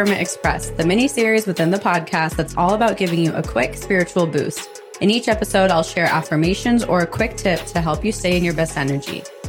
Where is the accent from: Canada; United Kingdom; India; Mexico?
India; the concepts I've grown up with in Hinduism and Ayurveda and yoga. That was all part of my upbringing as an Indian woman.